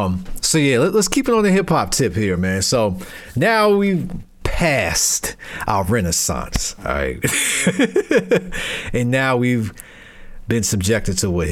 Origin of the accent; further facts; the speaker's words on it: Brooklyn, New York, United States; You know, I'm from Brooklyn, but yeah